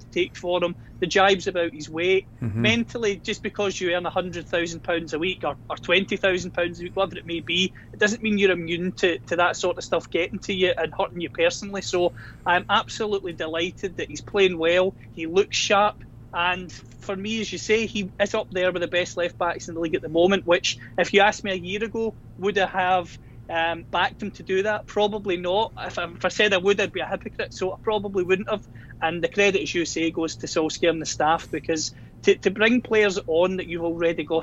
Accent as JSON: {"language": "English", "region": "Scotland", "country": "United Kingdom", "said": "judging by my accent, I'm from Scotland"}